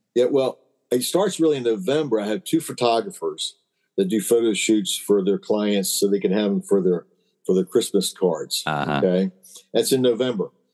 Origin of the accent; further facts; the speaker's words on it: Maryland, United States; I'm from Maryland